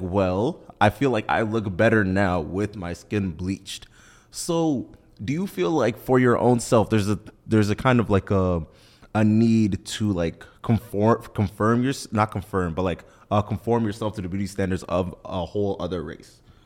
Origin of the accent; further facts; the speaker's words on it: Nigeria; being Nigerian